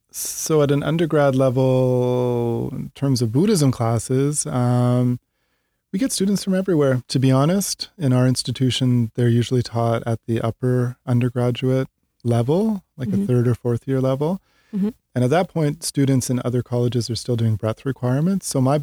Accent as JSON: {"language": "English", "region": "Ontario", "country": "Canada", "tie": "born or raised there", "said": "Growing up in Canada, a few hours outside of Toronto."}